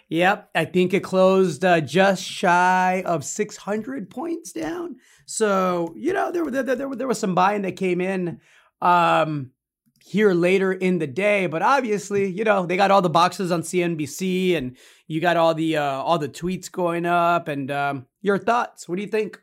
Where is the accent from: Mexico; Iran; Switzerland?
Mexico; Zacatecas; now in Austin, United States; my home state of Zacatecas, where my parents are, are, are where we're all from